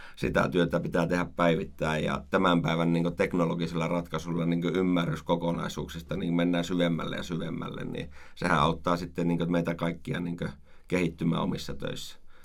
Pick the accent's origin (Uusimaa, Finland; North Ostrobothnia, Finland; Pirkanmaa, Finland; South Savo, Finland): North Ostrobothnia, Finland; Oulu; also born or lived in Rovaniemi; now in Oulu, Finland; Olen syntynyt Oulussa, joo, kyllä. Eli sieltä kotoisin.